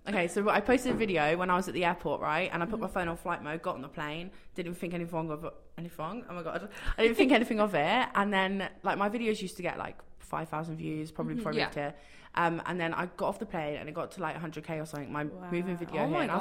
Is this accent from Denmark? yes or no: no; England, United Kingdom; moved away as an adult; now in Toronto, Canada; all my family in England